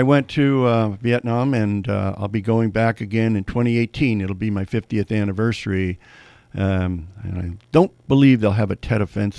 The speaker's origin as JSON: {"language": "English", "town": "San Francisco", "region": "California", "country": "United States", "tie": "born or raised there", "said": "I was born and raised in San Francisco."}